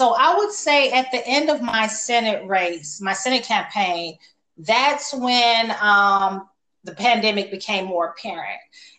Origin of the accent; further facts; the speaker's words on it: Chicago, Illinois, United States; So I was born and raised in Chicago on the West Side.